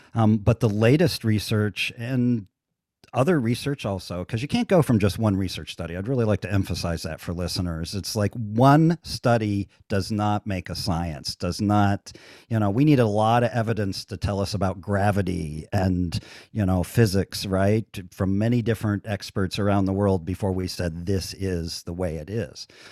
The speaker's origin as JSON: {"language": "English", "region": "central Ohio", "country": "United States", "tie": "born or raised there", "moved": "yes", "lives_now": "Las Vegas, United States", "said": "I grew up in Ohio"}